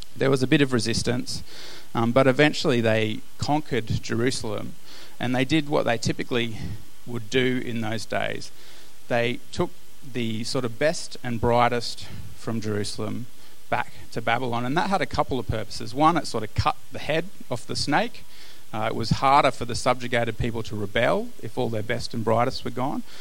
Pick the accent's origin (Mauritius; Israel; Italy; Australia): Australia; as Australian Christians